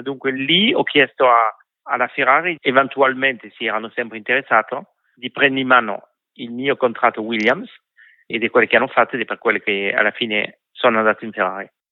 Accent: France

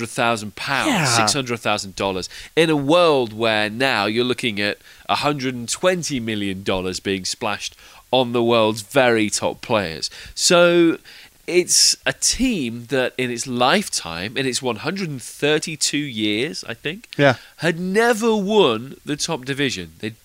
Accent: Leicester, East Midlands, United Kingdom; moved away; I was born in Leicester and I grew up my entire adolescent life in a town 10 miles away.

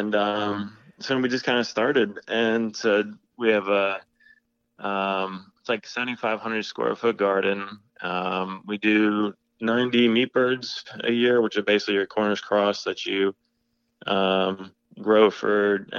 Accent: Maryland, United States; but no, I grew up in Maryland, and I kind of always had a garden that my mom let me manage inside.

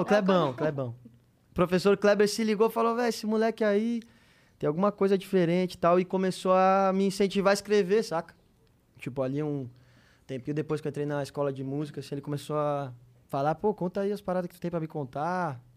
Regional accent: Novo Hamburgo, Rio Grande do Sul, Brazil; also born or lived in Porto Alegre; Eu sou do Rio Grande do Sul, né? Eu, eu, nasci em Porto Alegre e morei em Novo Hamburgo, uma cidade vizinha, assim. E aí cresci muito no meio da música

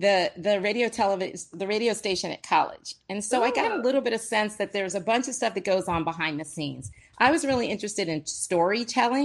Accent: Brandywine, Maryland, United States; moved away as an adult; I grew up in a small town called Brandywine, Maryland, a little country town, no sidewalks, no street lights.

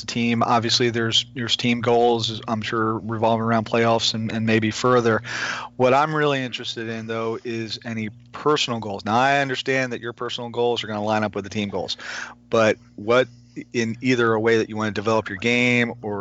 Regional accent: Bel Air, Maryland, United States; I'm from Bel Air

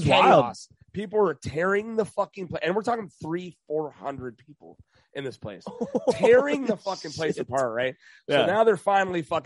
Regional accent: Lancaster, California, United States; also born or lived in Mojave Desert, California; I'm from Roseman, Lancaster

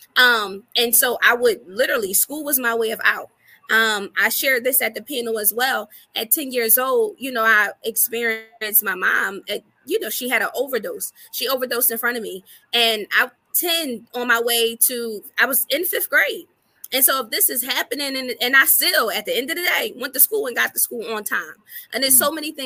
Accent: Philadelphia, Pennsylvania, United States; also born or lived in Atlanta, Georgia; I was born and raised from Philadelphia, Pennsylvania, North Philly to be exact

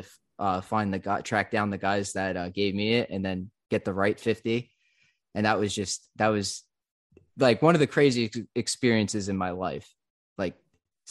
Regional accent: central New Jersey, United States; in my town, in middle, smack dab in the middle of nowhere, central New Jersey

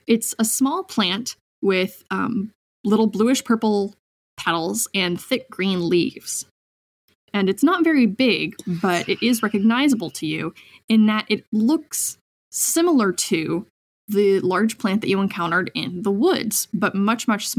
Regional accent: Seattle, Washington, United States; I grew up in Seattle, and you know, both my parents were public school teachers, and then I moved up here to the middle of nowhere

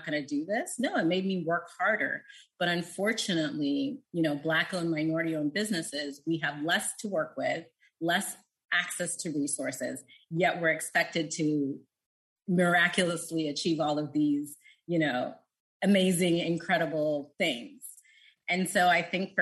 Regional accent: United States; as an American

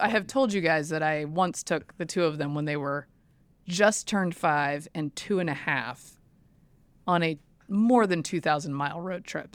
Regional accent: the South, United States; I'm from the South.

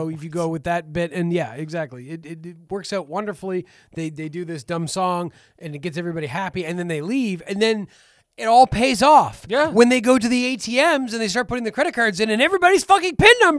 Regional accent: Canada; No, we're Canadians

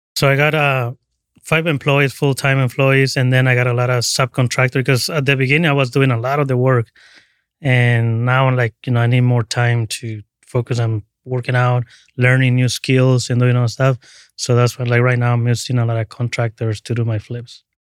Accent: Cancun, Quintana Roo, Mexico; also born or lived in Tabasco, Mexico; now in San Francisco, United States; was born in Tabasco, right on the border with, uh, Guatemala, and then I moved to Cancun when I was about ten years

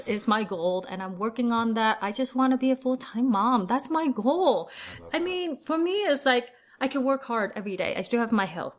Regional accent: Vietnam; now in Salt Lake City, United States; I was born in Vietnam, so my whole family is from Vietnam

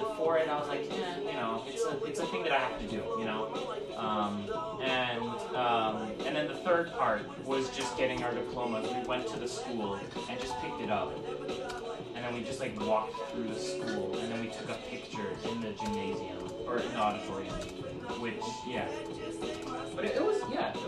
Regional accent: Virginia, United States; I'm from Virginia

